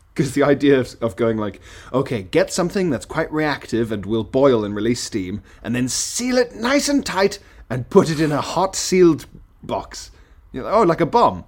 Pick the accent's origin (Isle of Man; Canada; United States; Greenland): Isle of Man; moved away as an adult; also born or lived in South Africa; now in London, United Kingdom; in my house where I grew up on the Isle of Man